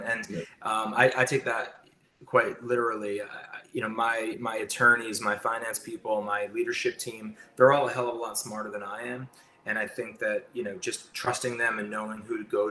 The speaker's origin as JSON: {"language": "English", "region": "New York", "country": "United States", "said": "I'm a New Yorker. I work in New Jersey"}